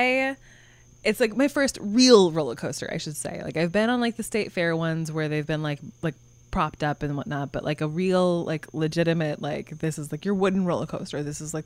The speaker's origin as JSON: {"language": "English", "region": "Montana", "country": "United States", "tie": "born or raised there", "said": "I grew up in Montana"}